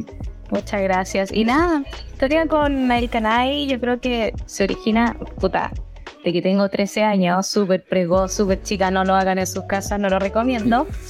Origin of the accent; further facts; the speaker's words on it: Santiago, Santiago Metropolitan Region, Chile; also born or lived in Venezuela; yo vengo de Estación Central. Bueno, yo nací en Venezuela, donde me crié toda la vida en Estación Central.